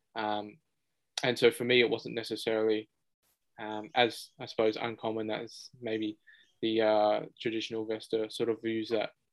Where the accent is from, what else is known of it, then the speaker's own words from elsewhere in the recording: Blacktown, New South Wales, Australia; born in, uh, in Australia, grew up around um, Western Sydney, so in Blacktown